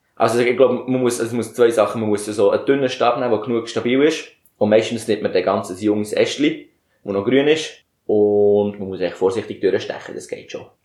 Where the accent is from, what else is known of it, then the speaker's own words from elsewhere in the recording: Bern, Switzerland; wir kommen aus dem Kanton Bern